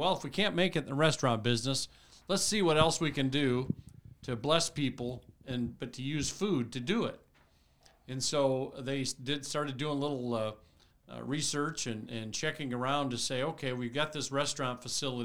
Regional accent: Mishawaka, Indiana, United States; also born or lived in Marshall County, Indiana; I grew up in Mishawaka, went to Penn High School, and currently living in Marshall County.

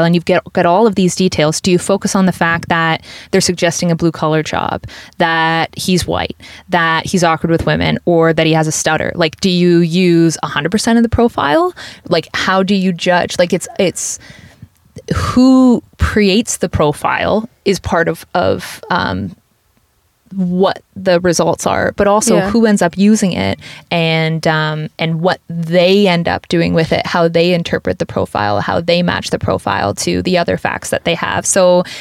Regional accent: Woodstock, Ontario, Canada; my hometown of Woodstock, Ontario

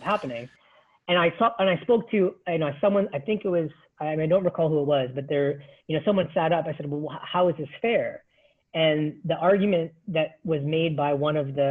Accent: Toronto, Ontario, Canada; I grew up in Scarborough, being, you know, born and raised in Toronto, went to school here

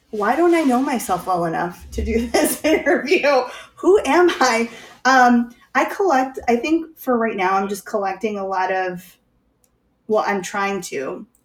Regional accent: Chicago, Illinois, United States; I'm from Chicago.

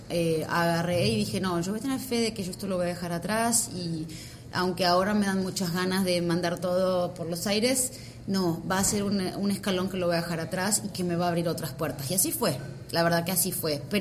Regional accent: Argentina; moved away as an adult; now in United States; yo ya me vine de Argentina, lo más difícil, ya me hice la green card, todo

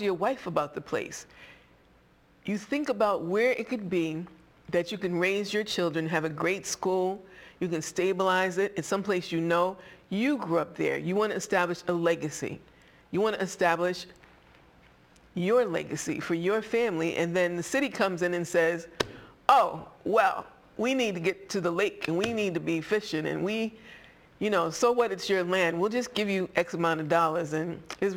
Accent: Boston, Massachusetts, United States; I am a Bostonian. I grew up in Boston

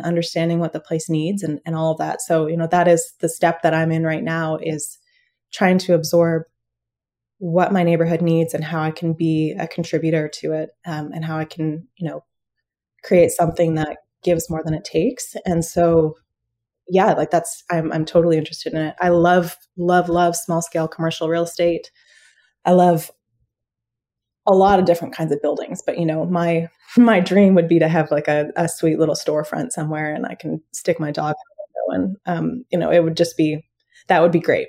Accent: London, Ontario, Canada; now in Ottawa, Canada; My background is growing up in the suburbs in London, Ontario

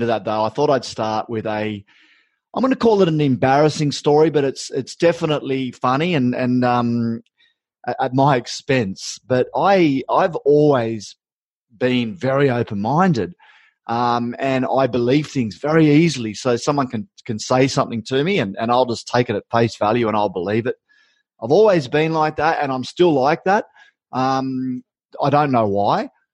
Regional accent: Uralla, New South Wales, Australia; moved away; also born or lived in Brisbane; I grew up in Urala, and I'm at the farm.

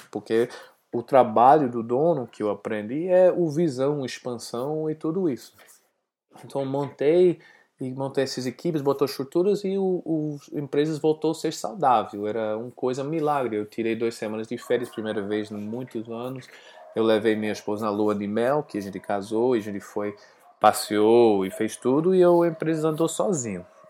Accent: United States; Portuguese is a second language; moved away as an adult; also born or lived in Atlanta; now in Brazil; Eu sou americano, estou aqui morando aqui no Brasil para os últimos cinco anos com minha família

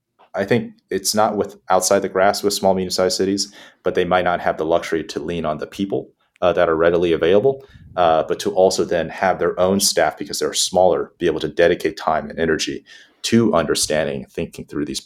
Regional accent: Houston, Texas, United States; the diversity was very similar to how I grew up down in Texas, both heavy Spanish-speaking population

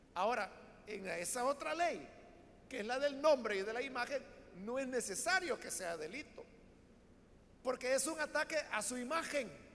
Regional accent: El Salvador; así es como hablamos los salvadoreños, todos lo hacemos en diminutivo.

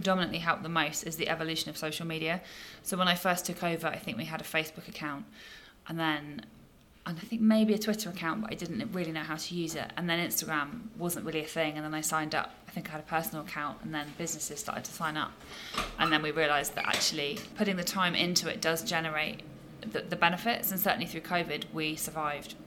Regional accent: Sherborne, South West England, United Kingdom; wanted to come back down to Sherborne, which is my hometown

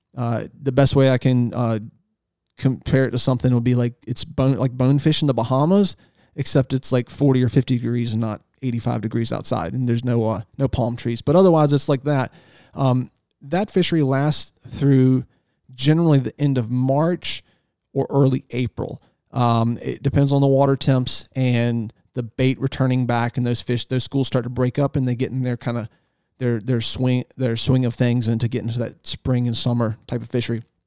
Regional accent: Northeastern North Carolina, United States; also born or lived in Virginia Beach, Virginia; I was born in Virginia Beach, and we moved to East, Northeastern North Carolina, uh, on the Chowon River in the Albemarle Sound when I was three years old

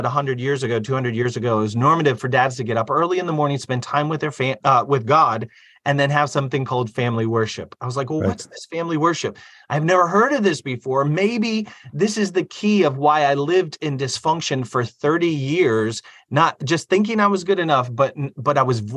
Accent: Fort Wayne, Indiana, United States; I came from Fort Wayne, Indiana

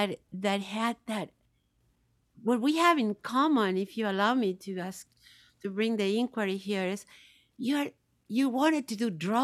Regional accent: Bahia, Brazil; now in United States; the orishas of the Yoruba tradition in Bahia, where I grew up in Bahia.

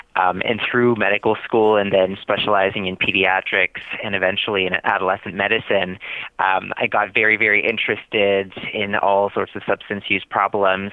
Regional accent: Canada; moved away as an adult; now in Boston, United States; I was born and I grew up in Canada. I moved to Boston uh, just under two years ago

